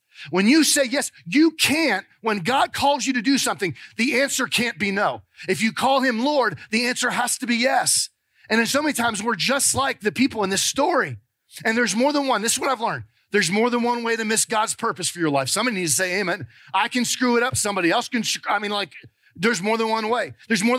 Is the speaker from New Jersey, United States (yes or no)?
yes; New Jersey, United States; now in Georgia, United States; called New Jersey. We talk different up there. But after 30-something years, I've kind of lost some of my accent. But we moved down here in 1988 to help start and plant a church.